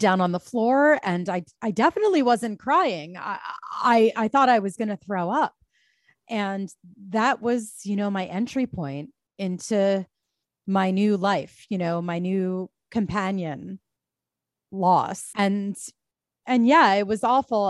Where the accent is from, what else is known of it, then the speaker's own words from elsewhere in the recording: Bala Cynwyd, Pennsylvania, United States; moved away as an adult; now in New York, United States; I grew up, uh, right off of Conshohocken State Road, you know, just, like, trolled suburban square as a teen